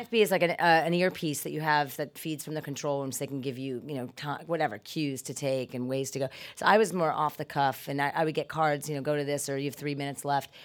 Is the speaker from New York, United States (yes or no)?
yes; New York City, New York, United States; I was born in the Bronx